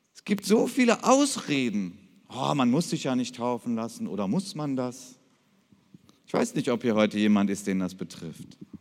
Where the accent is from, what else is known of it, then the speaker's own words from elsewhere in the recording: Krefeld, North Rhine-Westphalia, Germany; ich komme aus Krefeld